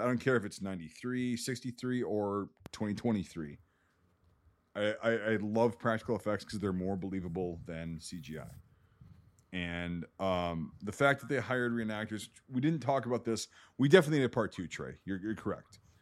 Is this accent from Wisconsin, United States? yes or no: yes; Wisconsin, United States; I live in Wisconsin, I grew up in Wisconsin.